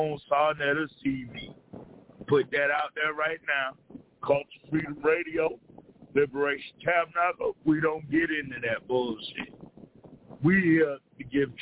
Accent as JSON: {"language": "English", "region": "the South", "country": "United States", "tie": "born or raised there", "said": "I was born and raised in the South"}